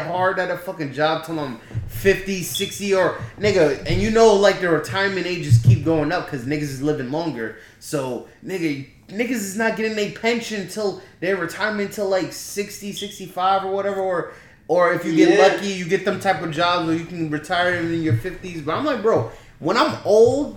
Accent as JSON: {"language": "English", "country": "United States", "tie": "born or raised there", "said": "we was born in America"}